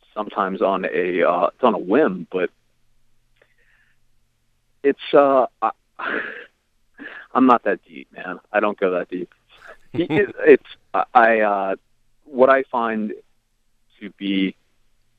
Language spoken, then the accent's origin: English; Virginia Beach, Virginia, United States; I grew up in Virginia Beach, Virginia